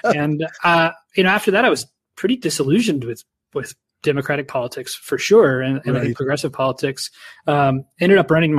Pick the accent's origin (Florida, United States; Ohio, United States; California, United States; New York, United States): Ohio, United States; Dayton; So I grew up in Dayton, Ohio in the U.S.